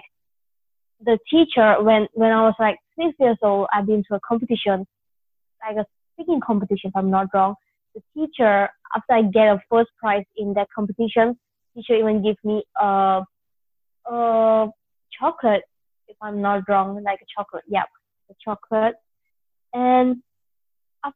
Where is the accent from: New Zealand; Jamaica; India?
India; moved away; I'm basically an Indian